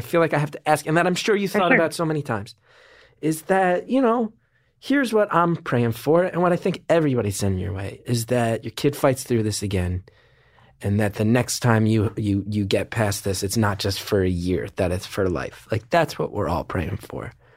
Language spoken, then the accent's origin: English; New Jersey, United States; I'm from Jersey